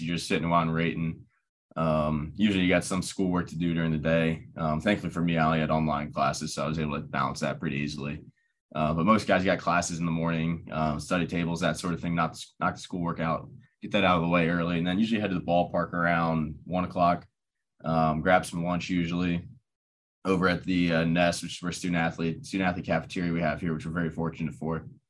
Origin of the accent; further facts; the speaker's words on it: Dublin, Ohio, United States; I grew up in Dublin, Ohio, right down the road